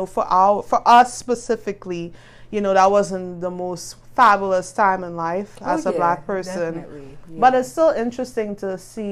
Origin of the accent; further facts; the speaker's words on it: Trinidad & Tobago; moved away; I'm from Trinidad